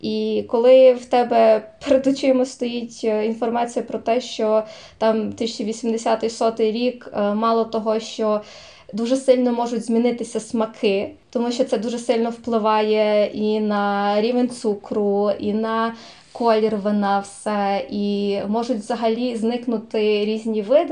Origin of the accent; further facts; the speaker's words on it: Zakarpattia Oblast, Ukraine; я з Закарпаття